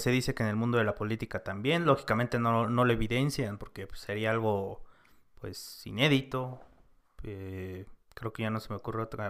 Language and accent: Spanish; Mexico; also born or lived in San Cristóbal; nosotros como mexicanos